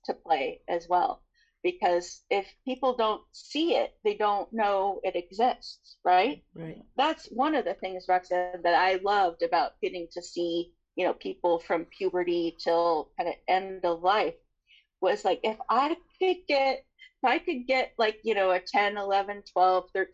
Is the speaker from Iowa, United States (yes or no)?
no; San Juan Island, Washington, United States; moved away; also born or lived in Seattle; I was born in Seattle, but I was raised on San Juan Island